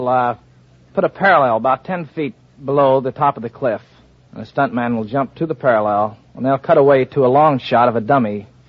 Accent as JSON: {"language": "English", "town": "Mount Carmel", "region": "Illinois", "country": "United States", "said": "Mount Carmel, Illinois."}